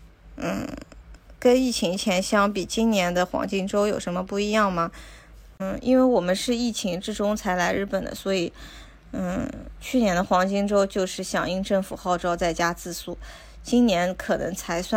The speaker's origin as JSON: {"language": "Chinese", "country": "China", "lives_now": "Japan", "said": "还有很多我们中国人会喜欢的东西，比如辣的油浸笋、四川榨菜，还有一些白木耳、莲子、枸杞这些"}